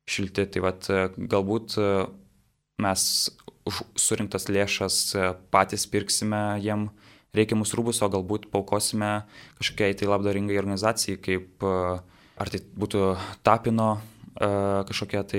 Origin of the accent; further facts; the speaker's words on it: Jonava, Kaunas County, Lithuania; savo gimtajame mieste Jonavoje